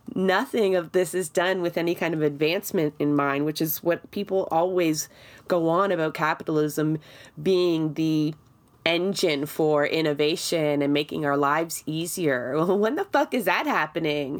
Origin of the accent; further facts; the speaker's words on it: Toronto, Ontario, Canada; I grew up in Scarborough for most of my life